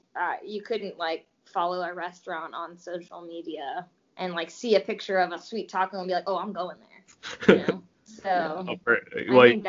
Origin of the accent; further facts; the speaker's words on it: Los Angeles, California, United States; moved away as an adult; now in Charlotte, United States; I moved from Los Angeles when I was 19